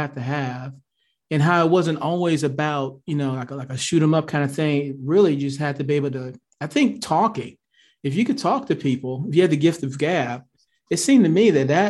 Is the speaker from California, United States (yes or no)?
no; Atlanta, Georgia, United States; I grew up here in Atlanta